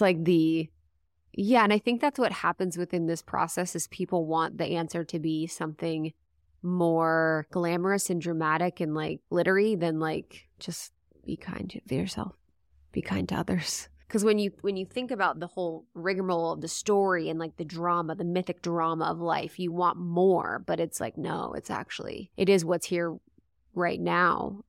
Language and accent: English; Ohio, United States; moved away; also born or lived in Los Angeles; growing up in Ohio